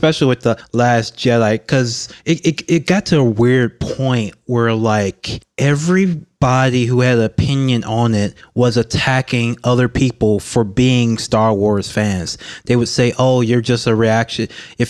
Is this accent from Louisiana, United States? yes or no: yes; Baton Rouge, Louisiana, United States; I'm from Baton Rouge, Louisiana. I've always been interested in politics because I'm a black man from Louisiana